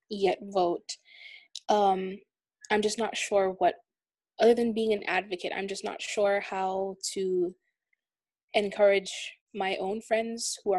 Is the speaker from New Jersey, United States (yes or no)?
yes; New Jersey, United States; I'm a student at Full Sail University. I'm from New Jersey.